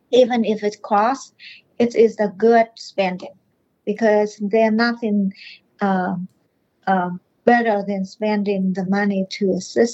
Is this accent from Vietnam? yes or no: yes; Vietnam; English is a second language; moved away as an adult; now in Morrow, United States; I was born in Vietnam and I immigrated to this country when I was 30 years old